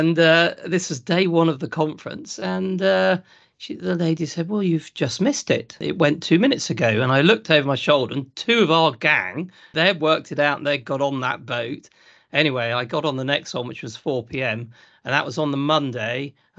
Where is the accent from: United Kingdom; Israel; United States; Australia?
United Kingdom; East Midlands; So my background, I'm from Lincolnshire, South Lincolnshire, between Boston and Spalding. So I grew up on a family farming business, and we were specialising in vegetables, but the thing that was making the money was potatoes.